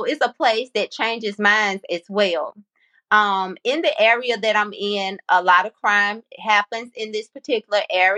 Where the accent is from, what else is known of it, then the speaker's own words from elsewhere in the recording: Columbia, Mississippi, United States; also born or lived in Jackson, Mississippi; am originally from Columbia, Mississippi, the home of Walter Payton